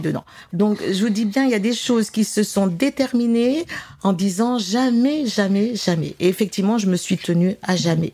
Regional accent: Grenoble region, Auvergne-Rhône-Alpes, France; je suis originaire de la région de Grenoble.

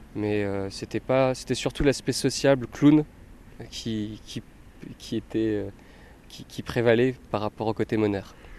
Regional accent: Metz, Grand Est, France; originaire de Metz, j'ai grandi en Moselle

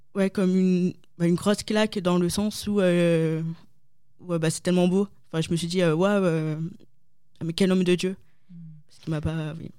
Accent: Lille, Hauts-de-France, France; moved away as an adult; je suis née en France, donc euh, à Lille. Euh, j'ai vécu 25 ans, donc ça fait deux ans que j'ai quitté mon petit Nord

